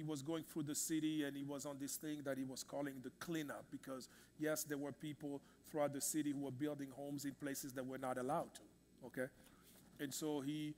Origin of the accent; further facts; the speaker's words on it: Kinshasa, DR Congo; moved away; in the Congo, in the city I grew up in Kinshasa, unfortunately my country